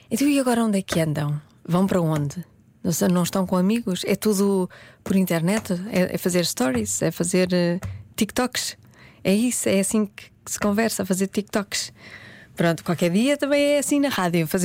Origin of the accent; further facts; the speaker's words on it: Braga, Portugal; eu sou de Braga, portanto, se estiver um dia de calor infernal em Braga